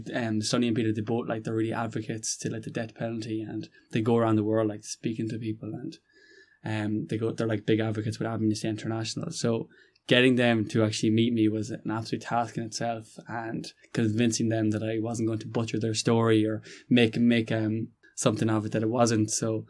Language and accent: English; County Roscommon, Connacht, Ireland; I'm from County Roscommon.